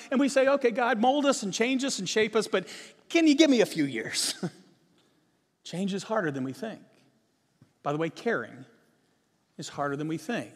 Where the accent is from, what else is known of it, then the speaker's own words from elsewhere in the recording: Virginia, United States; now in Texas, United States; I grew up in Virginia.